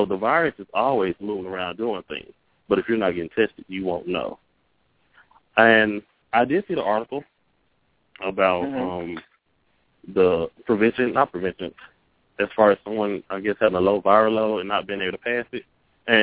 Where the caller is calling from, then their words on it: Jackson, Mississippi, United States; I'm calling from Jackson, Mississippi